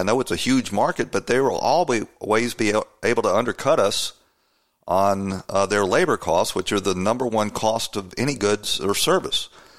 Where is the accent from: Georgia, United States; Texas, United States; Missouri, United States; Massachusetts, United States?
Georgia, United States; Atlanta; when I was growing up in Atlanta, Georgia